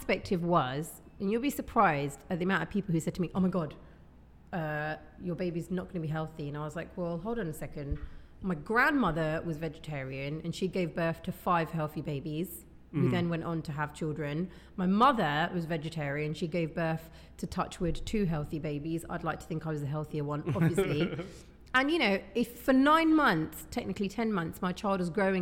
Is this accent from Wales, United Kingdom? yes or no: no; Hounslow, London, United Kingdom; I'm from West London. I'm from Hounslow.